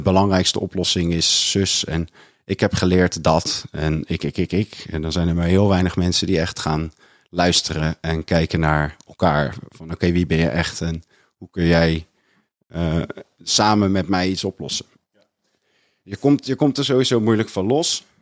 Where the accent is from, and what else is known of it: Maassluis, South Holland, Netherlands; accent: rough Rotterdam and broad Westland